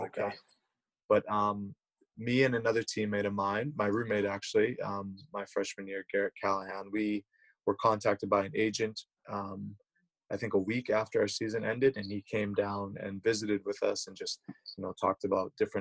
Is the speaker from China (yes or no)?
no; Canada; moved away as an adult; also born or lived in United States; growing up in Canada, we learn French.